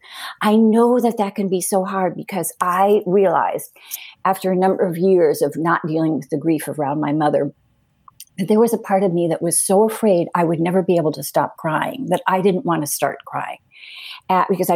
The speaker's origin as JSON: {"language": "English", "town": "Cleveland", "region": "Ohio", "country": "United States", "tie": "born or raised there", "also_born_or_lived": "Madrid, Spain", "moved": "yes", "lives_now": "New Hampshire, United States", "said": "I grew up in Cleveland, so I know what city life is like, and I've lived in Madrid"}